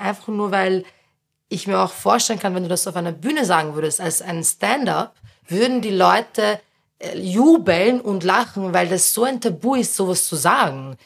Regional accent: Berndorf, Lower Austria, Austria; der ich aufgewachsen bin, in Niederösterreich

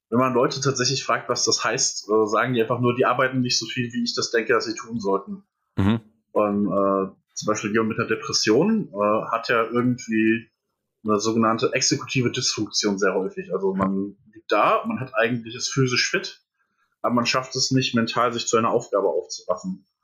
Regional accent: Etzen-Gesäß, Hesse, Germany; also born or lived in Erbach; Ich bin äh, geboren in Erbach im Odenwald. Und dann habe ich im wunderschönen Etzen gesäß meine Kindheit verbracht.

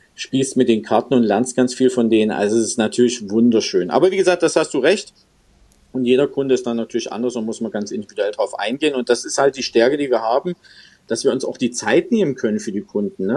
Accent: Görlitz, Saxony, Germany; moved away as an adult; also born or lived in Dresden; now in Stuttgart, Germany; geboren eigentlich in Dresden, lange in Görlitz äh, hängen geblieben

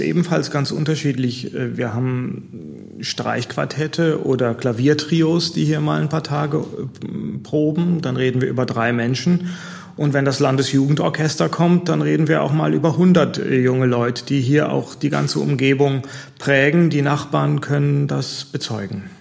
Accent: Taunus, Hesse, Germany; moved away as an adult; also born or lived in Freiburg / Italy / Ruhr; now in Neuwied, Germany; aufgewachsen im Taunus

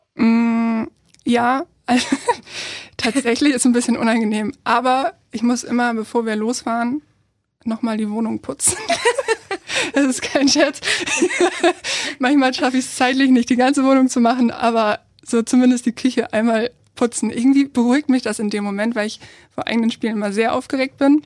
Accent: Kiel, Schleswig-Holstein, Germany; Ich komme aus Kiel, ich bin hier geboren, aufgewachsen, alles Mögliche

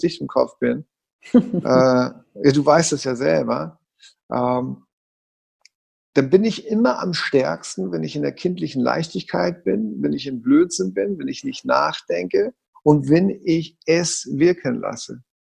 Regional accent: Hamburg, Germany; Ich bin Hamburger Jung

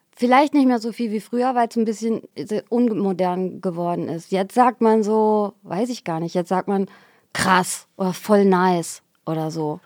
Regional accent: Xanten, North Rhine-Westphalia, Germany; also born or lived in Geldern; Ich bin ja in Xanten zur Schule gegangen

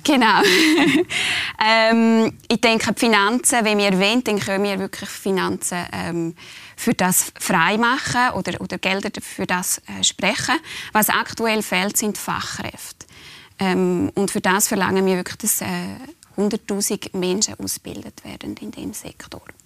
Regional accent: Switzerland; auch wir als Schweizer

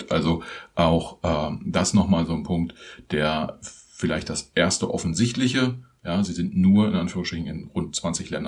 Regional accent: Germany; Das ist für uns als Deutsche irgendwie schon auch so ein bisschen überraschend

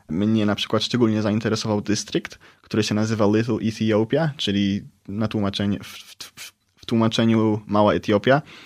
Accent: Poland; also born or lived in San Bernardino, United States

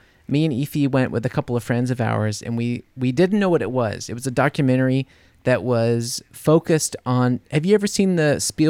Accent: New Orleans, Louisiana, United States; Come on, I'm from New Orleans.

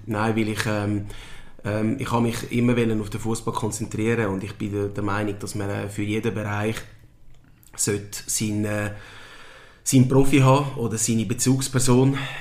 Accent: Winterthur, Zurich, Switzerland; ich bin in der Schweiz geboren und aufgewachsen

